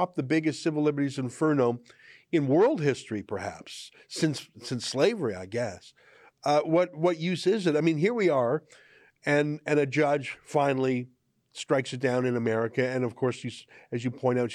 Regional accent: Canada; as a Canadian

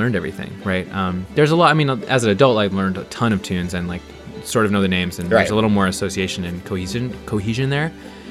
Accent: Centralia, Washington, United States; I grew up in Washington State, in a town called Centralia

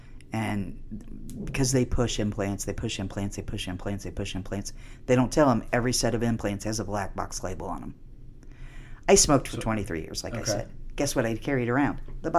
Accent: Canada; I'm a Canadian.

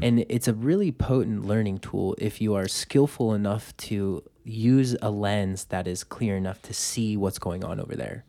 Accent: Los Angeles, California, United States; now in Boulder, United States; I was born and raised in Los Angeles. I grew up in traffic

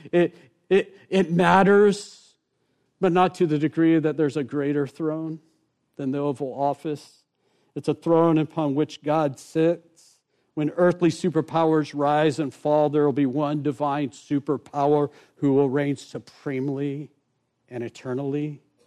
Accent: Rockledge, Florida, United States; also born or lived in Merritt Island; I grew up actually here in Brevard County in Rockledge, Merritt Island

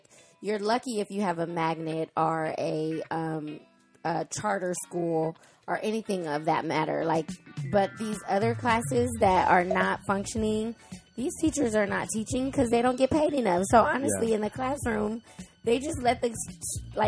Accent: United States; Us as an American society

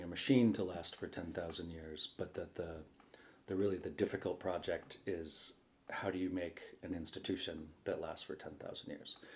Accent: Sausalito, California, United States; I grew up on the Sausalito waterfront in a junkyard um, that we moved into when I was seven

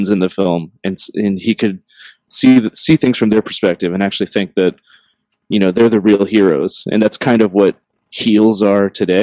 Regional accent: Tampa, Florida, United States; growing up in Tampa, I was exposed to a lot of wrestling everywhere

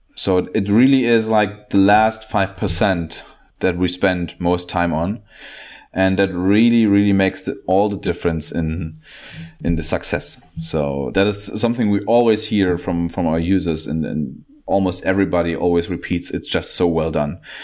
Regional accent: Germany; I'm from Germany

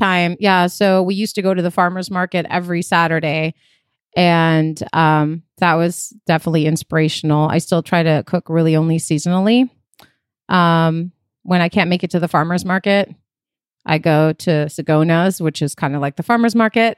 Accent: Chicago, Illinois, United States; moved away as an adult; also born or lived in Athens, Greece / Queens, New York; now in California, United States; I was born in Athens in Greece, moved to New York when I was four, lived in Queens for a few years, and then moved to Chicago

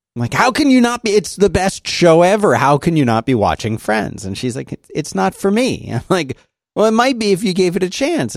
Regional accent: Philadelphia, Pennsylvania, United States; moved away; also born or lived in the South; growing up in Philadelphia

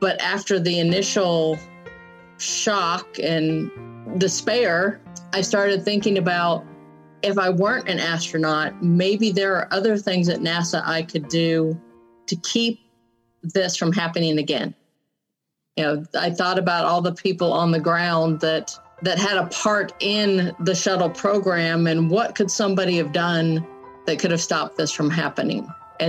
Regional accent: San Diego, California, United States; Growing up in San Diego is what, you know, helped shape me into the person that I am.

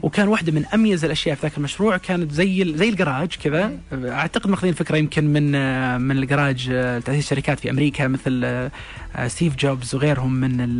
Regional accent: Saudi Arabia; عندنا في السعوديه

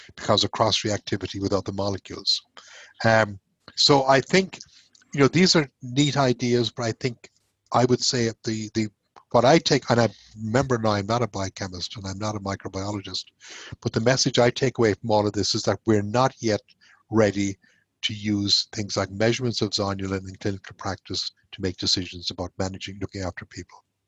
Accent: Ireland; moved away as an adult; also born or lived in Glasgow, Scotland / Manchester, United Kingdom / Nebraska, United States / Cork, Ireland; now in Houston, United States; I'm, actually Irish, um, where I went to medical school and did my intern year

